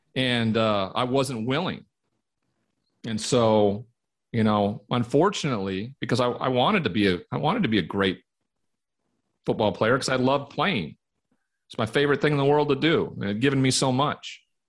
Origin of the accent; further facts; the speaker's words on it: Great Falls, Montana, United States; moved away as an adult; Growing up in Montana, cowboy culture